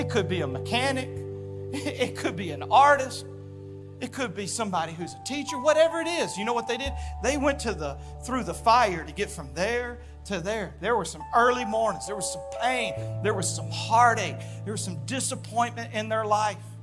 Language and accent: English; Louisiana, United States; moved away; also born or lived in southern Arkansas; I grew up in Louisiana and southern Arkansas